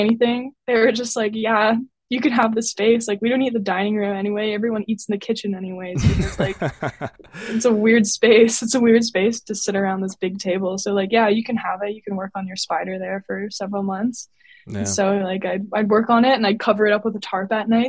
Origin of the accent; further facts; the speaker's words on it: Windsor, Ontario, Canada; also born or lived in Halifax; I grew up in Windsor, Ontario, and that's where I am right now.